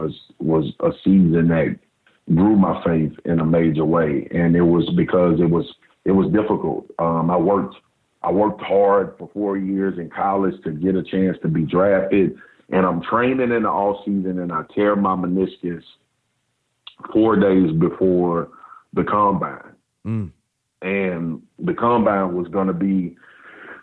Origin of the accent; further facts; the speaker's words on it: Baton Rouge, Louisiana, United States; I grew up in South Baton Rouge